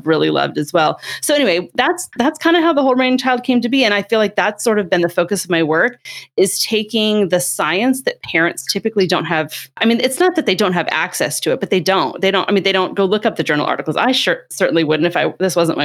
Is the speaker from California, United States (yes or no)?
yes; California, United States; I'm from California